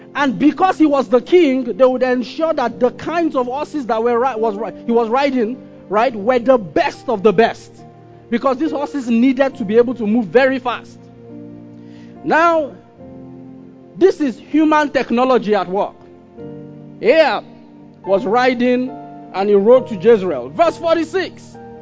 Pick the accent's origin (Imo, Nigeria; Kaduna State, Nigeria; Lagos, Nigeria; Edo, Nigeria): Kaduna State, Nigeria; Kaduna; I grew up in Kaduna